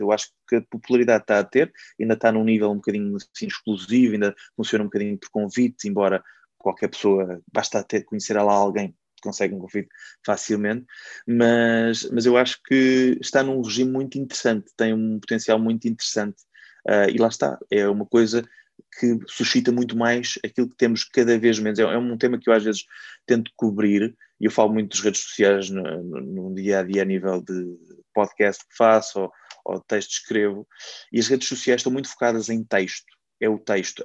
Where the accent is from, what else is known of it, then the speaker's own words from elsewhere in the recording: Caldas da Rainha, Centro, Portugal; eu sou das Caldas da Rainha, cheguei a fazer um programa local ainda com 17 e 18 anos